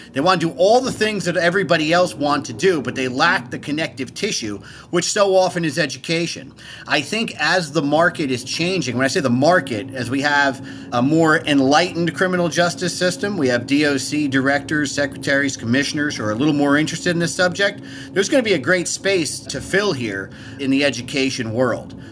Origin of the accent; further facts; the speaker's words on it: New Jersey, United States; moved away as an adult; also born or lived in Hoboken, New Jersey; now in Washington, D.C., United States; I'm from New Jersey, although I live in D C now